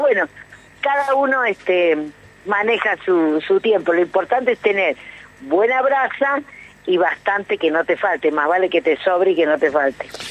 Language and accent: Spanish; San Juan, Argentina; moved away; yo soy sanjuanina